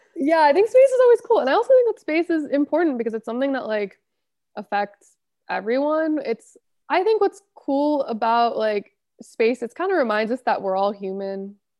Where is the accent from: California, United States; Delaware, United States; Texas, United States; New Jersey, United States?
California, United States; Los Angeles; I was born and raised, went to school here, still work here